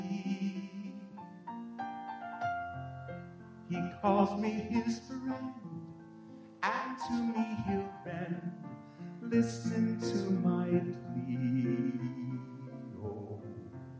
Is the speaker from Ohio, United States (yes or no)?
yes; Cleveland, Ohio, United States; moved away; also born or lived in New York City; I'm from Cleveland